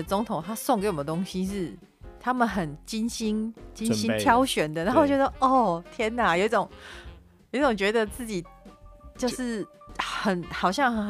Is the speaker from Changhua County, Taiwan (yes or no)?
no; Xinying, Tainan, Taiwan; moved away as an adult; also born or lived in Yanshui, Tainan / Taipei; now in United States; 即便其实我之后是在新营长大，嗯，然后没就是大学之后又其实，在台北待蛮长的时间，嗯哼，可是我的心永远都在盐水，